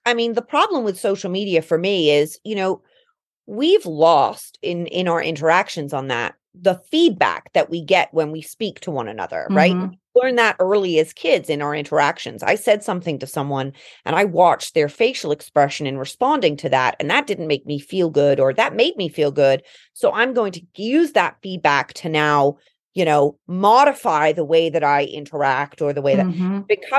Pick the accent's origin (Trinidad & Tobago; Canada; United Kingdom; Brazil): United Kingdom; London; also born or lived in Colorado / East Coast, United States; now in United States; growing up in England